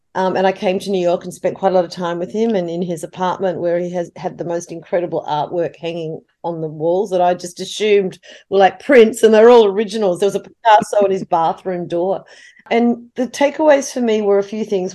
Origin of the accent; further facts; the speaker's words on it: Australia; as an Australian